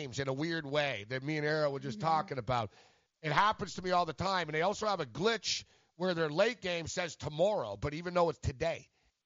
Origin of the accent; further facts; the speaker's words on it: Montreal, Quebec, Canada; I grew up in Montreal